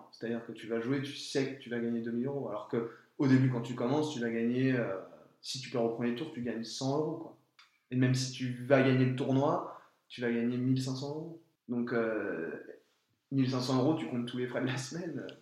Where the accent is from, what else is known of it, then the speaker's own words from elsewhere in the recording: France; nous, en tant que Français